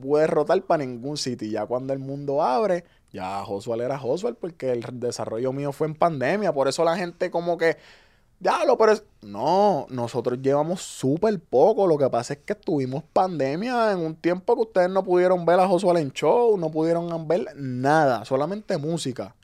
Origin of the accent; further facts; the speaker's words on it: Ceiba, Puerto Rico; also born or lived in Fajardo, Puerto Rico / Río Grande, Puerto Rico; yo nazco en Fajardo y me crié en Puerto, eh, en Ceiba, perdón, hasta los 12 años. Y ahí es que yo paso a Río Grande